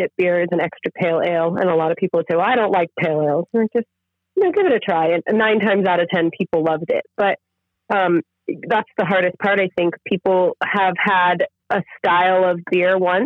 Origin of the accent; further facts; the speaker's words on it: Guerneville, California, United States; now in Northern California, United States; in my hometown where I grew up